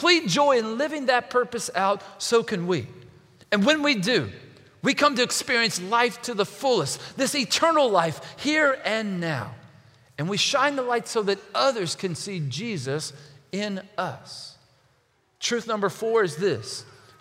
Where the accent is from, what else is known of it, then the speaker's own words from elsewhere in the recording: Kentucky, United States; I'm from Kentucky